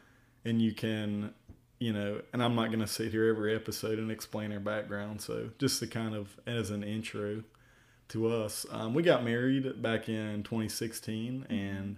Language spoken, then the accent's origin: English; Tazewell, Virginia, United States; So we're both from Virginia, mm-hmm. Tazewell, Virginia. We both are. We grew up there our whole lives.